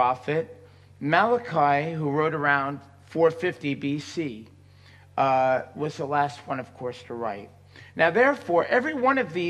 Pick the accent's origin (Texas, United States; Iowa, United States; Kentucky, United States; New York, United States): New York, United States; when I was growing up in New York, I went to a conservative synagogue